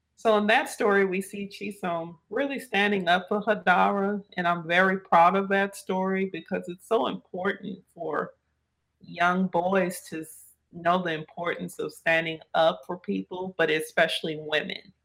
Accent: New Orleans, Louisiana, United States; that little girl growing up in New Orleans, Louisiana

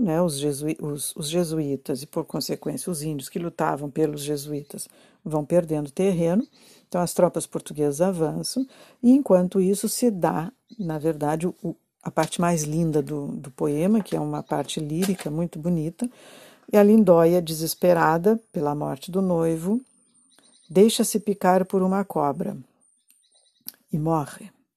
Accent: Rio Grande do Sul, Brazil; eu sou gaúcha e eu conheço essa zona aqui

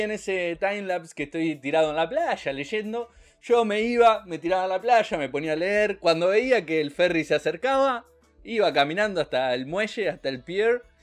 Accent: Argentina; somos los argentinos

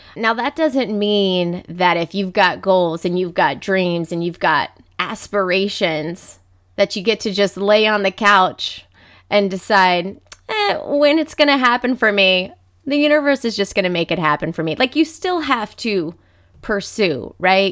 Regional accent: Dayton, Ohio, United States; also born or lived in Saint Petersburg, Florida; I grew up, I'm from Dayton, Ohio, and spent time here

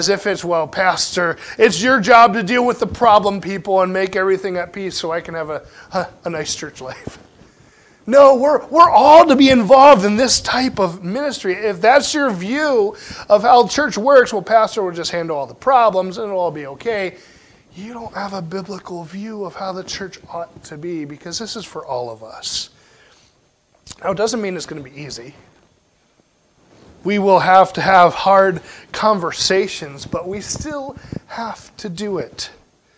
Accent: Pennsylvania, United States; Growing up in Pennsylvania, we had a lot of freezing rain in the wintertime

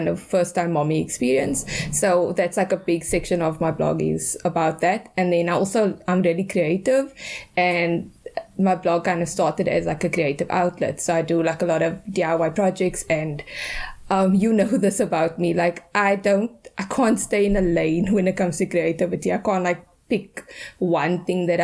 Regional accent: Cape Town, Western Cape, South Africa; I grew up in Athlone, very close to you

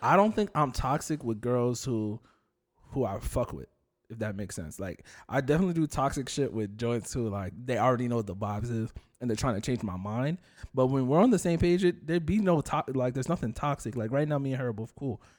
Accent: Union, United States; I grew up in Union

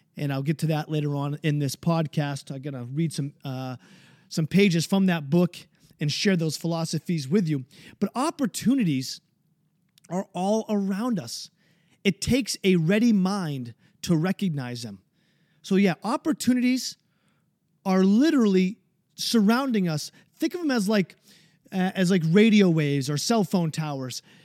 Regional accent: New Hampshire, United States; my home state of New Hampshire

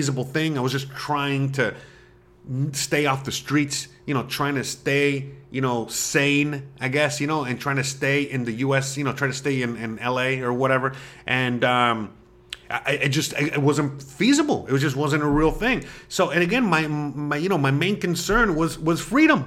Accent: Florida, United States; moved away as an adult; now in Mérida, Mexico; I'm from Florida

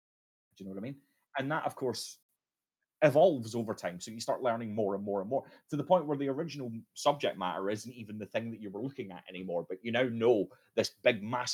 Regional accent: Scotland, United Kingdom; especially with my accent, I have this thing where I can't really control the volume of my voice all that well. It's a common problem for Scottish men

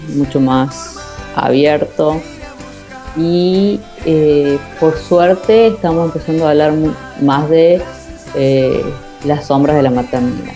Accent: Córdoba, Argentina; moved away; de Córdoba, de mi ciudad de origen

